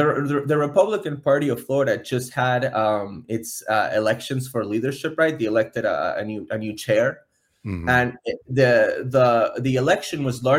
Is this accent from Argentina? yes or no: yes; Argentina; now in Miami, United States; I'm from Argentina.